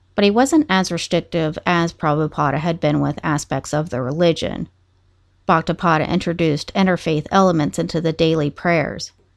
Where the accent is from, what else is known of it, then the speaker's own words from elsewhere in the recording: Moundsville, West Virginia, United States; moved away as an adult; also born or lived in Ohio / Pennsylvania; now in Pittsburgh, United States; My hometown is Moundsville, West Virginia